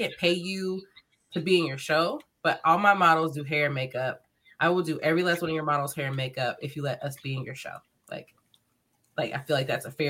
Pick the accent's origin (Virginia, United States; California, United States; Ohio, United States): Ohio, United States; We're from Ohio. We're from the States.